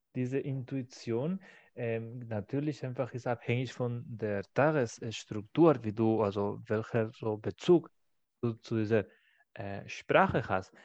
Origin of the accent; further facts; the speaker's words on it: Barcelona, Catalonia, Spain; German is a second language; moved away; in meiner Heimatstadt in Barcelona